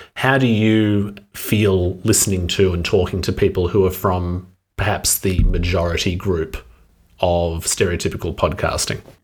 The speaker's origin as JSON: {"language": "English", "country": "Australia", "said": "an Australian speaking English very comfortably"}